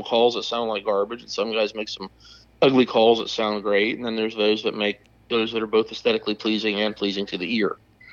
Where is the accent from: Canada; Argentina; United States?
United States; Odessa, Florida; I'm a Florida native, sixth generation on my mother's side. We've been here since 1861. I've been hunting turkeys since I was a little kid. I grew up out in Odessa, Florida, just north of Tampa